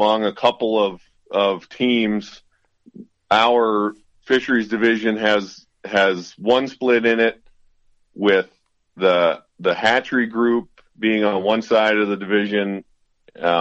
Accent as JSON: {"language": "English", "region": "southeastern Pennsylvania", "country": "United States", "tie": "born or raised there", "also_born_or_lived": "Montana", "moved": "yes", "lives_now": "New Mexico, United States", "said": "I'm a Pennsylvania native. Born and raised in southeastern Pennsylvania"}